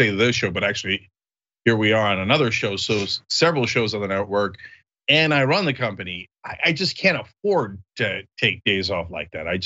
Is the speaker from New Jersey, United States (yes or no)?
yes; New Jersey, United States; moved away as an adult; now in Los Angeles, United States; when we were growing up in New Jersey